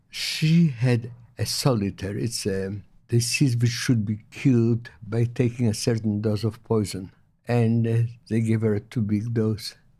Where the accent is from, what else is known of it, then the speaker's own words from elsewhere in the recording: Vilnius, Vilnius County, Lithuania; moved away as an adult; now in Melbourne, Australia; I was born in Poland in nineteen twenty-two, in a town, Vilnius. It's a capital of Lithuania now